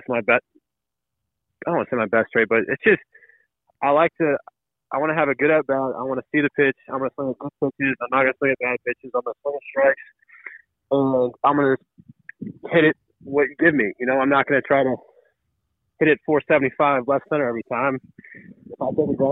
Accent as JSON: {"language": "English", "town": "St. Louis", "region": "Missouri", "country": "United States", "tie": "born or raised there", "moved": "yes", "said": "I'm blessed to be a St. Louisan and, you know, be able to play for my hometown team"}